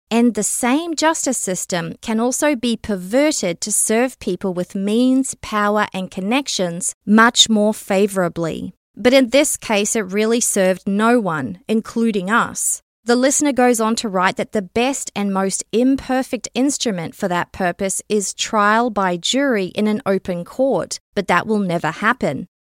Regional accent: Canada; a Canadian citizen

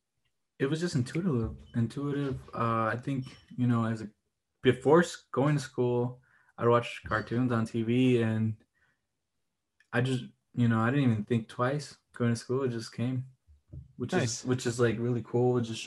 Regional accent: Delavan, Wisconsin, United States; moved away as an adult; now in Chicago, United States; in third grade, my family moved to Wisconsin to a town called Delvin. It's like southeastern, small town, a total like cultural shock when I moved. And I lived there like throughout up to like high school.

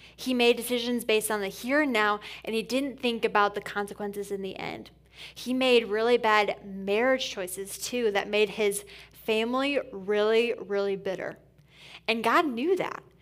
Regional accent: Port Huron, Michigan, United States; moved away as an adult; also born or lived in Indiana / Atlanta, Georgia; now in Grand Rapids, United States; I'm born and raised on the east side of Michigan

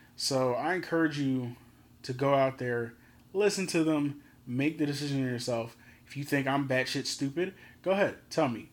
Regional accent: Philadelphia, Pennsylvania, United States; I'm from Philly

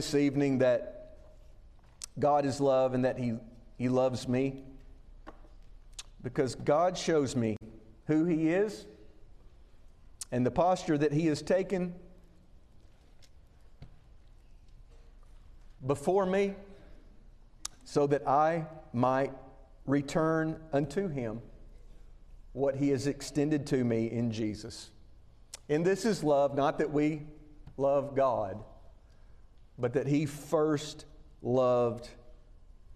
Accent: Winfield, Alabama, United States; I grew up in Winfield, Alabama, about 80 or 90 miles northwest of here.

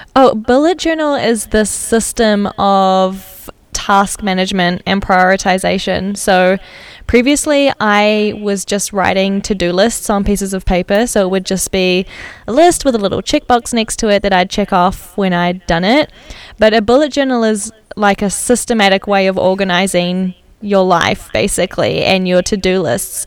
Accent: New Zealand; now in Amsterdam, Netherlands; I'm originally from New Zealand, and I've been working remotely in Amsterdam for Atomic for a while

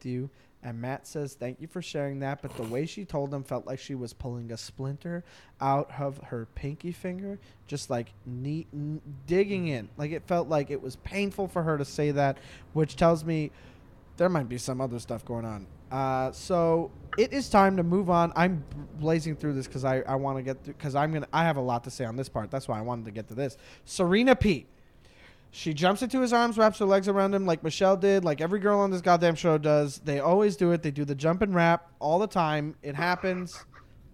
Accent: Canada; I'm Canadian

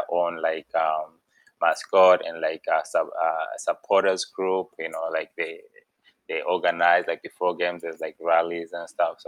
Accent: Zimbabwe; moved away as an adult; now in United States; We can say that I'm from Zimbabwe, for example. I'm from Zimbabwe. I was born in Zimbabwe, you know. But when I came to the US, I was like 18, 19, you know.

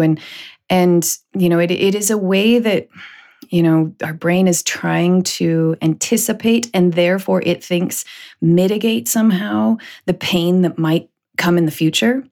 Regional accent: Canada; also born or lived in United States; being Canadian

